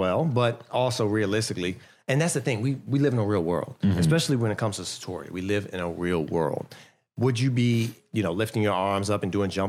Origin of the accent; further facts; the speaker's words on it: Fort Washington, Maryland, United States; For me, I grew up in Fort Washington.